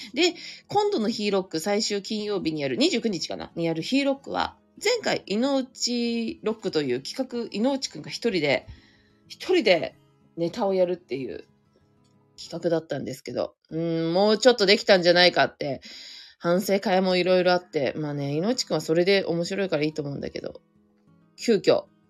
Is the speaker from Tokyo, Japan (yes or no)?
yes; Inagi, Tokyo, Japan; 稲城では初の営業。あ、営業、いや、初ってわけではないけど、地元では完全に初ですね